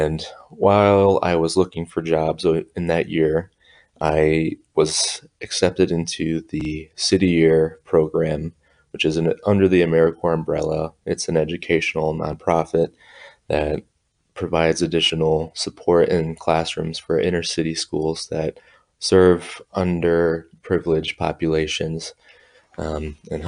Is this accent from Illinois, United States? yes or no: yes; Bloomington, Illinois, United States; I am from Bloomington Normal, Illinois